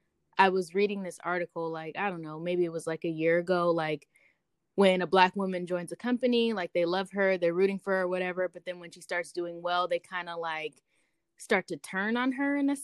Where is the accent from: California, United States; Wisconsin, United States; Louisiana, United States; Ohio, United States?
California, United States; I'm from California, so we like sing in everything we say.